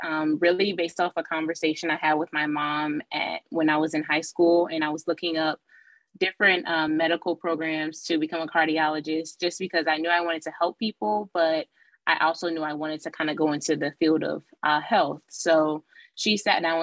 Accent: Detroit, Michigan, United States; I grew up in Detroit, Michigan for about 3 years. I was born there.

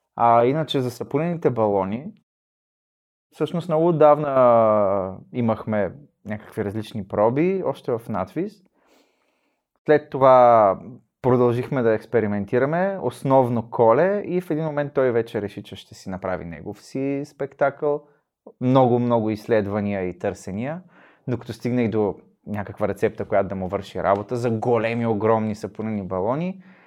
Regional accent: Shumen, Shumen Province, Bulgaria; Аз съм от Шумен

